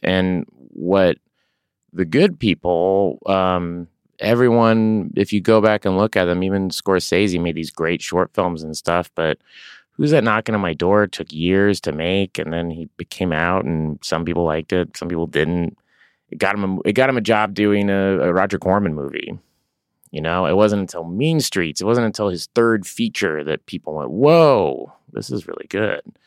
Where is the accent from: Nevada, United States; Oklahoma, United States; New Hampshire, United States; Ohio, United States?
Oklahoma, United States; Tulsa; moved away as an adult; now in Los Angeles, United States; I grew up in Tulsa, Oklahoma